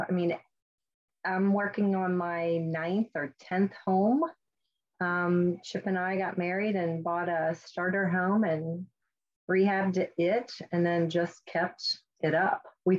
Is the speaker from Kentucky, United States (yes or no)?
yes; Fort Wright, Kentucky, United States; So I grew up in Fort Wright, Kentucky. I am back in my parents' home in my childhood bedroom as I'm waiting for my home to be built.